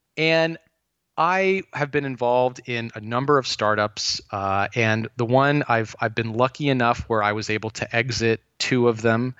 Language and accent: English; Thousand Oaks, California, United States; I grew up in Thousand Oaks, California